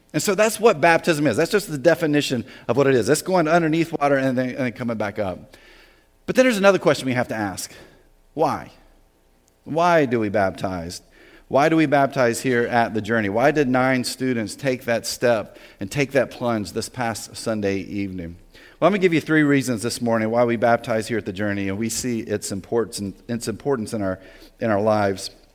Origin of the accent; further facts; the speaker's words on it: the South, United States; moved away as an adult; also born or lived in New Jersey; I grew up in the South, right? Very Southern rural area.